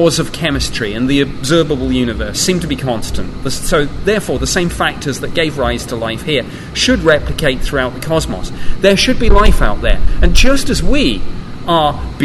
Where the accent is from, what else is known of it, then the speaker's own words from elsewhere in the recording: Arizona, United States; I grew up in Arizona